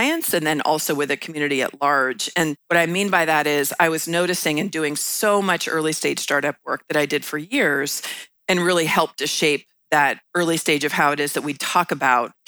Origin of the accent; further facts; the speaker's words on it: San Anselmo, California, United States; I grew up in San Anselmo, California, which is right across the Golden Gate Bridge from San Francisco